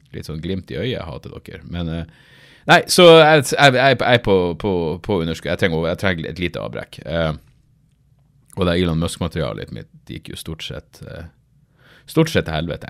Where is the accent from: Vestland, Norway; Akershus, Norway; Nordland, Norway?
Nordland, Norway; Narvik; born or raised there